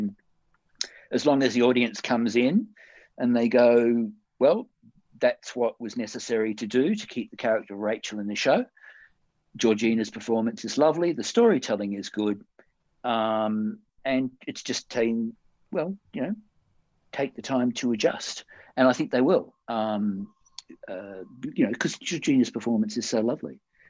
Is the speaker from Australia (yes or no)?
yes; Perth, Western Australia, Australia; moved away; I came over here from Perth in 79, a year after I'd been here. You know what I mean? The people from Perth in my past were in my past